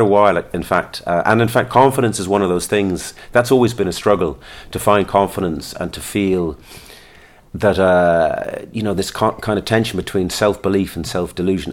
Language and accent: English; Listowel, Munster, Ireland; also born or lived in London; I was born in London, brought up there till I was eight. Then we moved to Lestowyn in County Kerry.